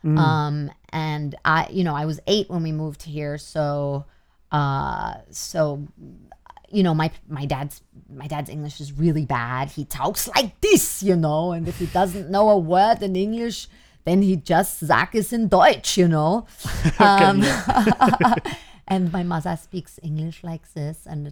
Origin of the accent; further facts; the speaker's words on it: New York, United States; also born or lived in Germany / Queens, New York; I was 8 when we moved here from Germany to New York